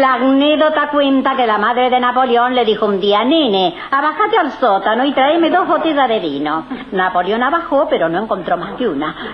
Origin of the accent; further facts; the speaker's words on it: Buenos Aires, Argentina; Yo nací en Caballito, pero la casa que yo recuerdo más es donde pasé la infancia más feliz de mi vida, en la calle Defensa 219